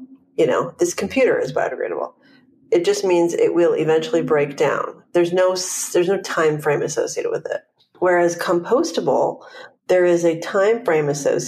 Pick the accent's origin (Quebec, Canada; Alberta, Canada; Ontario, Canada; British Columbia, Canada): British Columbia, Canada; Vancouver; now in Los Angeles, United States; I'm from Vancouver, Canada, but I've been in LA about more than 12 years now